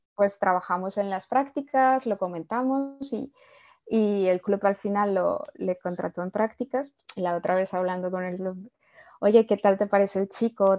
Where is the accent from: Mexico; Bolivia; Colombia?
Colombia; now in Spain; yo, yo soy de Colombia